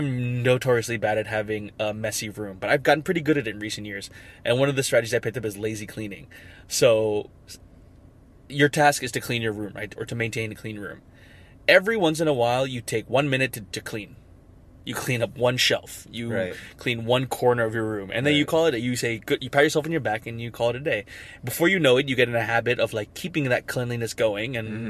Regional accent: Philippines; But I'm from the Philippines.

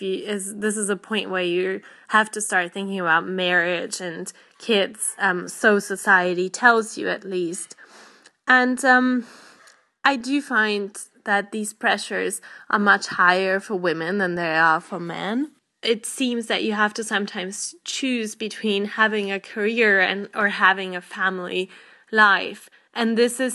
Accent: Poland; now in United Kingdom; I'm from Poland originally, but I live in the United Kingdom at the moment

